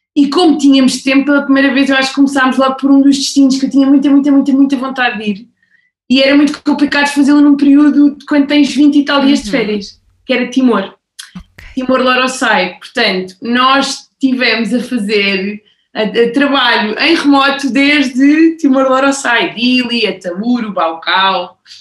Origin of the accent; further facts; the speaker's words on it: Portugal; moved away as an adult; also born or lived in Madrid, Spain; eu sou portuguesa, uh, vivi 12 anos em Madrid